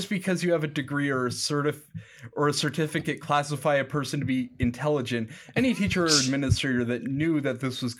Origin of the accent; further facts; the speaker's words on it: St. Paul, Minnesota, United States; And I was like, oh, I'm from St. Paul.